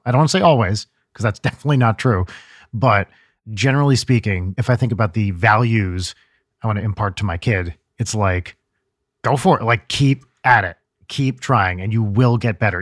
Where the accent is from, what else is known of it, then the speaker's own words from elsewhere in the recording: New Jersey, United States; I grew up in Jersey